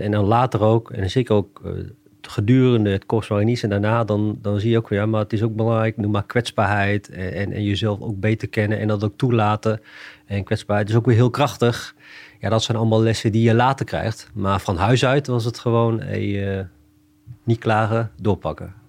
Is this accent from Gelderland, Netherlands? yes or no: yes; Achterhoek, Gelderland, Netherlands; ik kom uit de Achterhoek. En ik heb Indische roots.